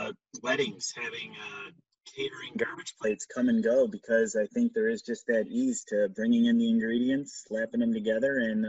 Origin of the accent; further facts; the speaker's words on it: Buffalo, New York, United States; moved away as an adult; also born or lived in Brockport; now in Rochester, United States; because we're both from Buffalo and she went to Nazareth and I went to Brockport.